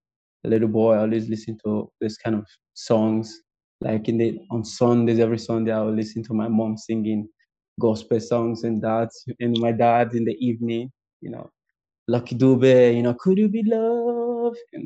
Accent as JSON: {"language": "English", "region": "Edo", "country": "Nigeria", "tie": "born or raised there", "also_born_or_lived": "Delta State", "said": "I'm from Edo State, born and brought up in Edo State, in Delta State. But my mom and dad, they're from Edo State. So I'm an Edo man. Nigeria"}